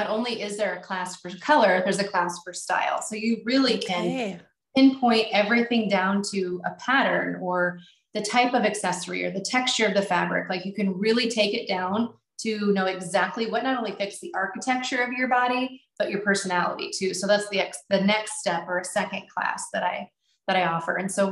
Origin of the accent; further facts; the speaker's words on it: Nebraska, United States; We're from Nebraska, so agriculture is a big thing here.